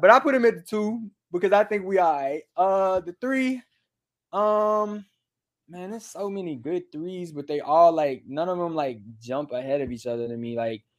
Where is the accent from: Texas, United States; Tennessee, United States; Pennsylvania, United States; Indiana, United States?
Tennessee, United States; Memphis; I'm not finna change the music I listen to. Like, I'm from Memphis. Like, and I'm just gonna keep it that way. And I can't not be that.